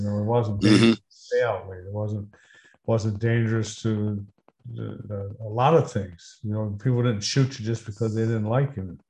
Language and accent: English; Detroit, Michigan, United States; also born or lived in Georgia, United States / Texas, United States; I was born in Georgia. I was there until I was 6 years old. And my dad moved us up to Detroit. So most of my life's been in Detroit. I've lived in Texas, still have property in Texas, but, no, growing up was basically done right in Detroit.